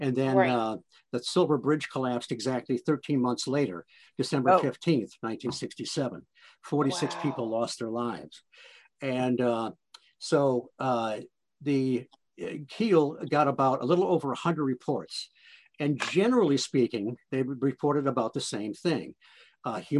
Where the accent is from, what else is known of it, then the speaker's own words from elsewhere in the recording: Detroit, Michigan, United States; now in South Central Michigan, United States; I grew up in around Detroit. I'm in South Central Michigan now